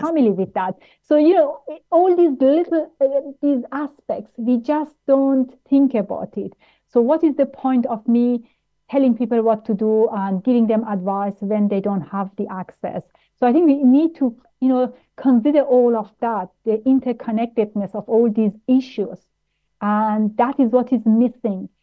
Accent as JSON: {"language": "English", "region": "Vienna", "country": "Austria", "tie": "born or raised there", "also_born_or_lived": "Tehran, Iran", "moved": "as an adult", "lives_now": "United Kingdom", "said": "I grew up in Austria, where it's a racist country"}